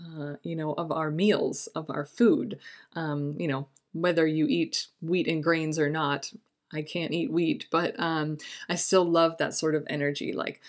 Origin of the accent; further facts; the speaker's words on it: Egypt; I grew up in Egypt. A lot of the symbols and folk are related to harvest and springtime